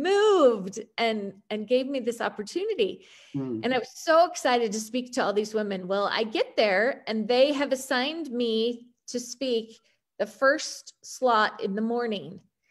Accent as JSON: {"language": "English", "region": "Utah", "country": "United States", "accent": "American", "said": "Utah, from Utah."}